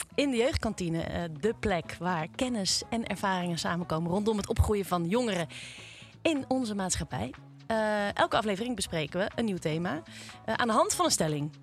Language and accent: Dutch; Nigtevecht, Utrecht, Netherlands; ik kom eigenlijk niet uit Amsterdam, maar ik kom uit Nichtvecht.